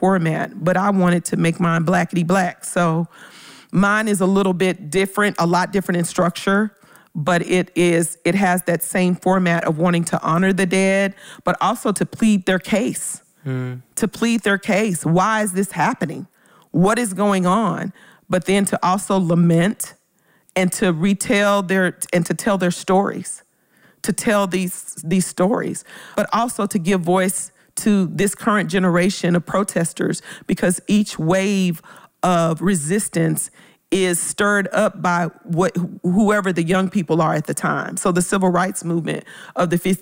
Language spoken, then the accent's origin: English; Memphis, Tennessee, United States; moved away; I'm originally from Memphis.